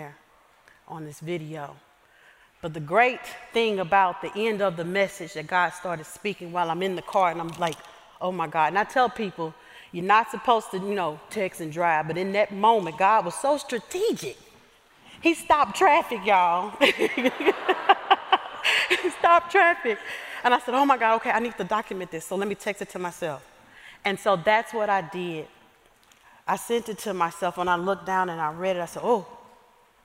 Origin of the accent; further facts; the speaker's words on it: Lewisville, Arkansas, United States; moved away as an adult; also born or lived in Pine Bluff, Arkansas / Georgia; Growing up in Southwest Arkansas in a small town called Lewisville